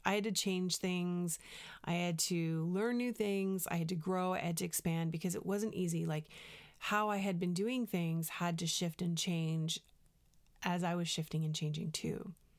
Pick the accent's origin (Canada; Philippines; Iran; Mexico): Canada; moved away; also born or lived in United States; Now, I'm Canadian